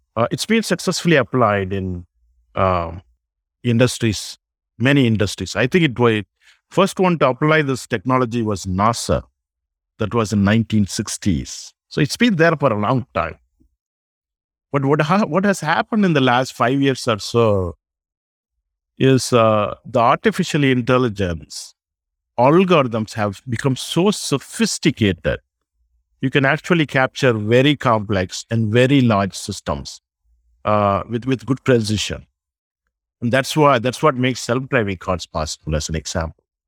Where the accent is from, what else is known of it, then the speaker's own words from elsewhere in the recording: South India, India; moved away as an adult; now in United States; I grew up in South India. I came to U S thirty years ago.